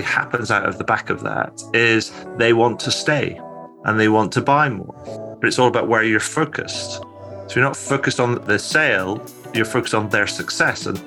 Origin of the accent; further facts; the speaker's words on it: Scotland, United Kingdom; moved away as an adult; also born or lived in Cairo, Egypt / Edinburgh; So I'm originally from Scotland. I now kind of live back in Scotland, recently moved here to Edinburgh with my wife